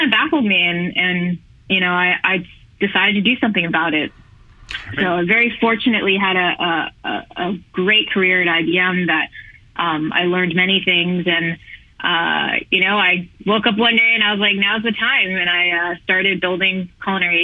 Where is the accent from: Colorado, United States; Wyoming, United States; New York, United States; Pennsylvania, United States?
New York, United States; Born and raised in New York